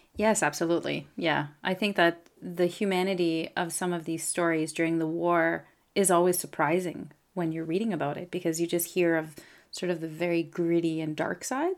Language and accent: English; Canada; I'm a Francophone from Canada